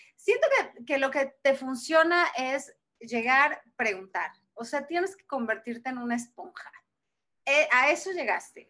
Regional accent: Puebla, Mexico; moved away as an adult; now in Mexico City, Mexico; yo soy de Puebla, yo nací en la ciudad de Puebla

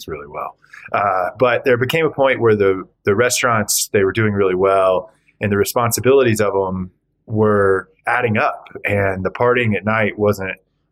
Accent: Georgia, United States; moved away as an adult; also born or lived in Austin, Texas / Alaska / Virgin Islands; I grew up in Georgia.

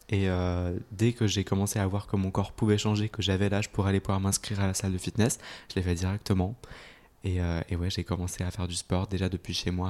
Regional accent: Switzerland; En Suisse.

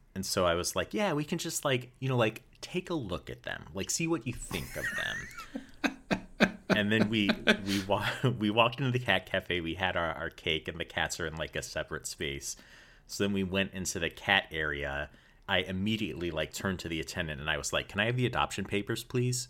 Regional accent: St. Louis, Missouri, United States; was born and raised in Saint Louis, Missouri

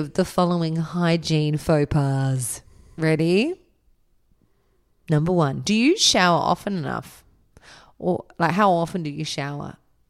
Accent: England, United Kingdom; I think that's an English thing because I'm English.

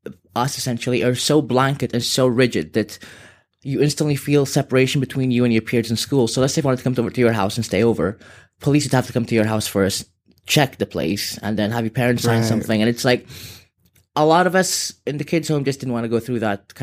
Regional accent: Sudan; also born or lived in Dubai; now in Liverpool, United Kingdom; I've lived in Liverpool, but I'm originally from Sudan, and I've been a bit around the world.

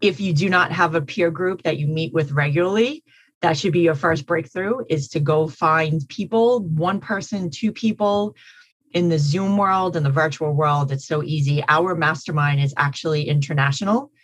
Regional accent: New York City, New York, United States; so I'm from Queens County

